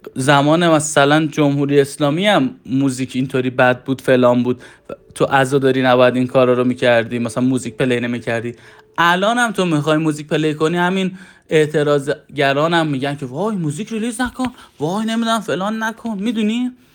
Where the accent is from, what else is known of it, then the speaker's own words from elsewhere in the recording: Iran; حالا ما تو کشوری دنیا آمدیم